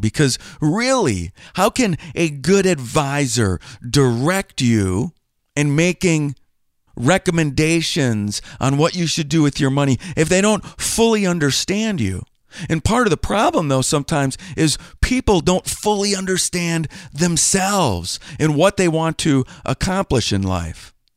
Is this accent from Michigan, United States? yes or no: no; Green Bay, Wisconsin, United States; born or raised there